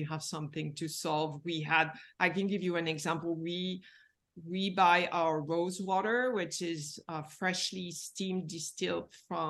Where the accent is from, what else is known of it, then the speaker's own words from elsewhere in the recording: Paris, Île-de-France, France; Yeah, I'm from Paris.